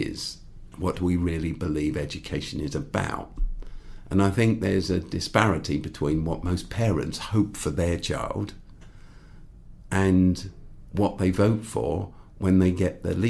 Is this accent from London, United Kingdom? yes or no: yes; Croydon, London, United Kingdom; I grew up in Croydon